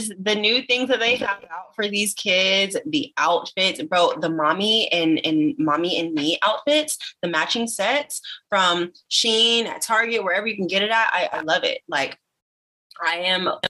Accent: Virginia Beach, Virginia, United States; now in Dallas, United States; I live currently in Dallas, Texas. I'm from Virginia Beach. That's how I met …. We went to middle school together.

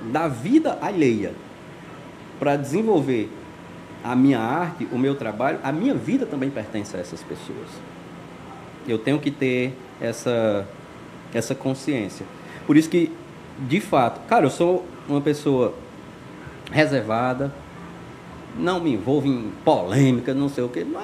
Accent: Alto Santo, Ceará, Brazil; Eu venho de Alto Santo. Alto Santo é uma cidade aqui no interior do Ceará, é uma terra extraordinária, assim, que brota talento.

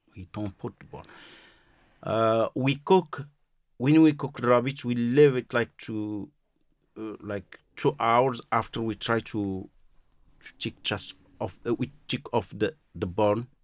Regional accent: Marrakesh, Marrakesh-Safi, Morocco; English is a second language; moved away; I'm from Marrakesh

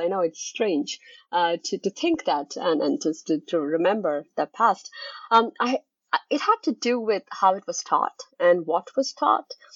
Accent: Kolkata, West Bengal, India; moved away as an adult; also born or lived in France / Switzerland / northeastern United States; now in Glasgow, United Kingdom; I was born and raised in Calcutta, India, where I spent the first two decades of my life.

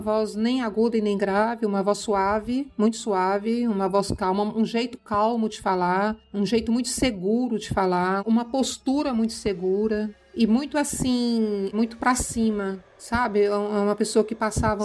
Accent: Goiânia, Goiás, Brazil; moved away as an adult; also born or lived in Uberlândia, Minas Gerais / Colinas, Tocantins; now in Palmas, Brazil; Minha infância foi em Goiânia, Goiás. Nasci em Minas, Goiânia. Uberlândia. Logo a família se mudou para Goiânia, cresci em Goiânia

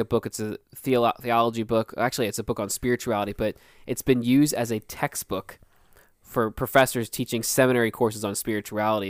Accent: Philadelphia, Pennsylvania, United States; we're from Philly.

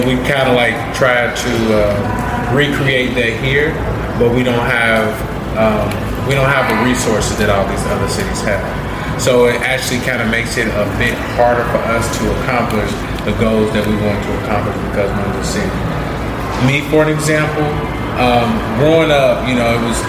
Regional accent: Louisville, Kentucky, United States; I'm actually born and raised in Louisville, Kentucky, and I am 27 years old.

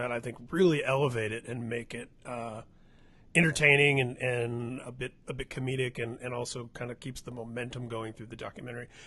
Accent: Midwest, United States; And for me as a kid growing up in the Midwest at the time, discovering all these different scenes all across the country

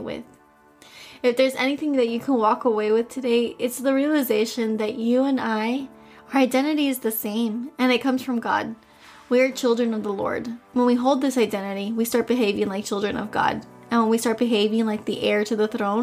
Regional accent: Miami, Florida, United States; accent: Spanish; I was born and raised in Miami, and all of my grandparents are from Cuba, or were from Cuba

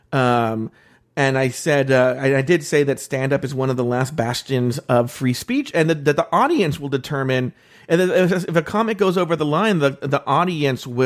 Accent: California, United States; like I I'm from the Bay Area and I figured this out.

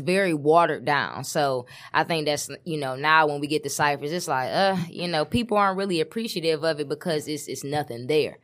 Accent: Detroit, Michigan, United States; I'm from West Side, seven mile, Detroit, Michigan.

